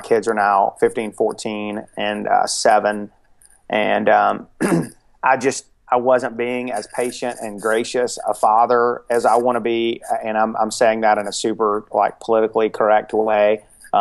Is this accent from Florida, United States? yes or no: no; Atlanta, Georgia, United States; also born or lived in Dallas; now in Athens, United States; I grew up in Atlanta, and I grew up in a really dysfunctional home